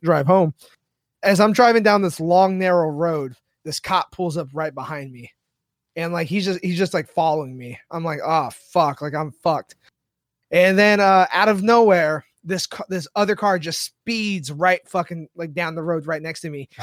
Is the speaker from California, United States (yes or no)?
yes; San Diego, California, United States; I grew up in San Diego